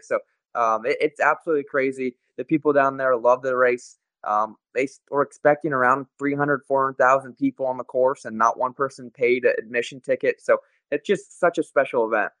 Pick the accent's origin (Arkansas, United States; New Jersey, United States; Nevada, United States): Nevada, United States; Las Vegas; in my hometown